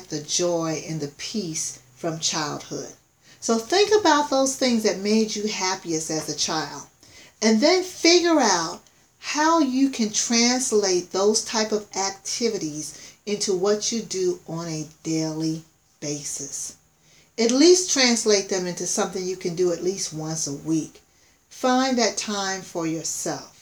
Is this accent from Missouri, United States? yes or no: no; South Carolina, United States; as a child, I grew up in the country. I grew up in South Carolina